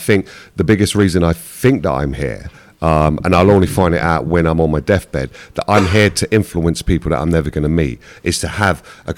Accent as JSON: {"language": "English", "region": "London", "country": "United Kingdom", "tie": "born or raised there", "said": "when I was growing up in Hackney, even though we were poor"}